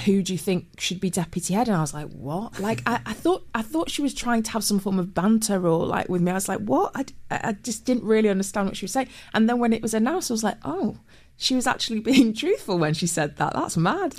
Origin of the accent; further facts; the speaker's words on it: Manchester, North West England, United Kingdom; moved away as an adult; also born or lived in Cheshire; now in London, United Kingdom; I was born in Manchester, grew up as a kid in Manchester